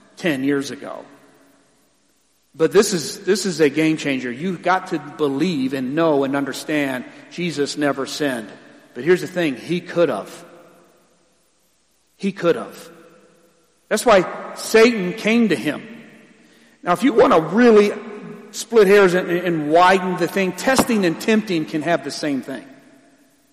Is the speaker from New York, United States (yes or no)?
no; Ecorse, Michigan, United States; I'm from Ecorse